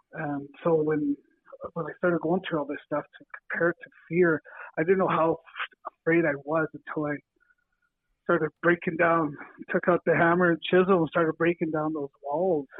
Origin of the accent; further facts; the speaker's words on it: Estevan, Saskatchewan, Canada; came up from Estevan and Alameda and all over my hometown